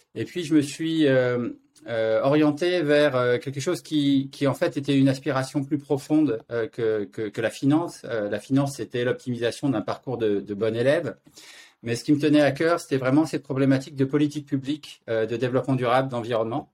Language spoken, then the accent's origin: French; France; moved away as an adult; now in Zurich, Switzerland; Je vis à Zurich, mais je suis français